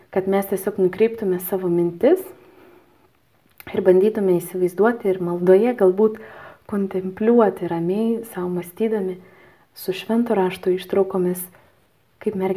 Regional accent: Lithuania; aš esu lietuvė

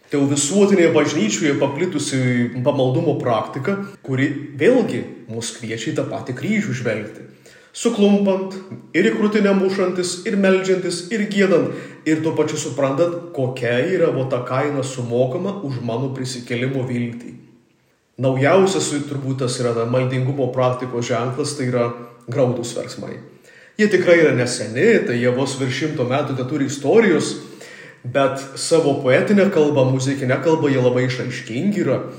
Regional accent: Samogitia, Lithuania; mes žemaičiai

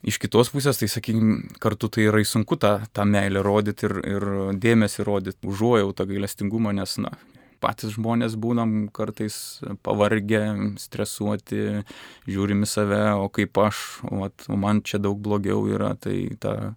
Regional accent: Joniškis, Šiauliai County, Lithuania; Aš esu kilęs iš Joniškio, iš, iš Šiaurės Lietuvos, ten prie Latvijos sienos nedidelis visai miestelis, 8 ar 10 tūkstančių gyventojų, yra labai graži bažnyčia

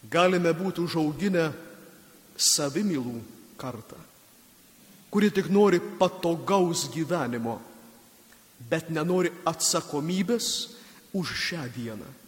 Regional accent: Samogitia, Lithuania; Mes žemaičiai kalnus gėdam

